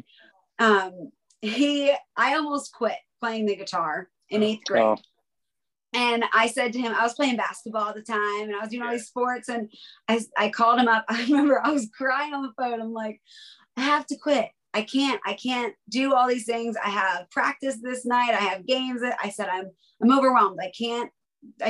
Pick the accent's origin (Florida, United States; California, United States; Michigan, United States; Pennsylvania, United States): Pennsylvania, United States; Palmyra; I was born and raised in Palmyra, Pennsylvania